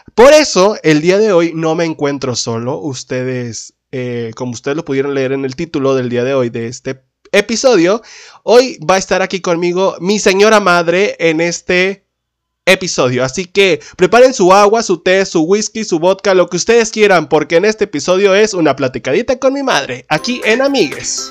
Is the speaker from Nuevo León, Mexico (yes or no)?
yes; Linares, Nuevo León, Mexico; nosotros somos de Linares, Nuevo León